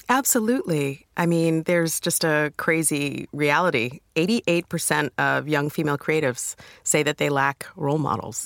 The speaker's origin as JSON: {"language": "English", "country": "United States", "accent": "American", "moved": "as an adult", "lives_now": "United Kingdom", "said": "you can tell by my accent. I'm from America"}